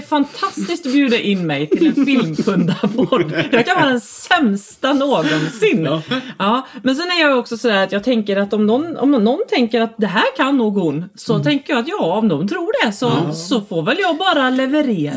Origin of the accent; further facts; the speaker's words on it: Falköping, Västra Götaland, Sweden; also born or lived in Gothenburg; jag är uppvuxen i Falköping